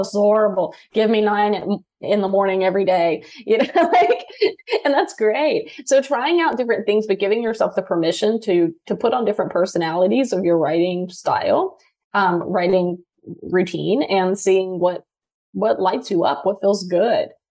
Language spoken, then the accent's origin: English; Louisiana, United States; moved away as an adult; also born or lived in Seattle; I was moving from Louisiana to Seattle